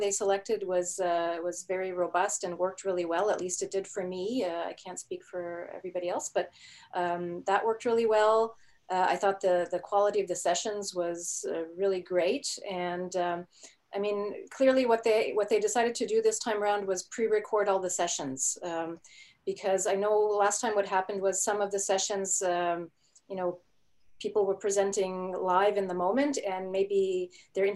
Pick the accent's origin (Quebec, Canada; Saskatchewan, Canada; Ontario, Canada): Quebec, Canada; first language German; English is a second language; I was born in Canada, but more specifically in Quebec.